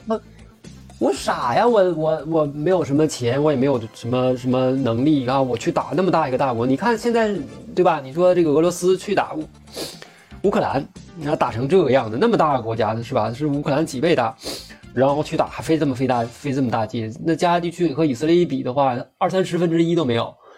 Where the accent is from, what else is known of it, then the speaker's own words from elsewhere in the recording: Northeast China, China; accent: Northeastern Mandarin; 我们东北话叫喘不住